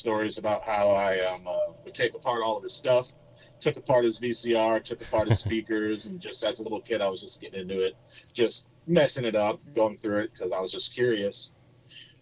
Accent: Temecula, California, United States; moved away as an adult; also born or lived in Upland, California; now in Austin, United States; I grew up in Southern California. So I was born in Upland, technically, because where my parents lived in Temecula, Marietta, didn't have a birthing center

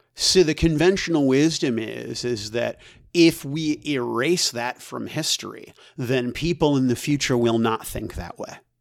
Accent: United States; As an American citizen

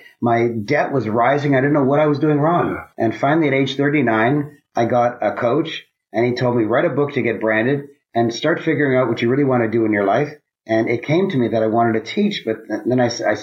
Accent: Toronto, Ontario, Canada; I grew up in Toronto, Canada. I'm a Canadian.

